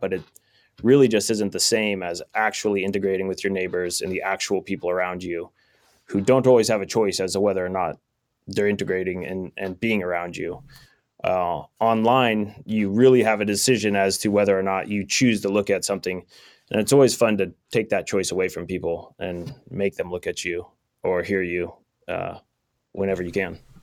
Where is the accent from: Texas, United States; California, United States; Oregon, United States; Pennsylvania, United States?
California, United States; Sonora; also born or lived in Long Beach; I grew up here in Sonora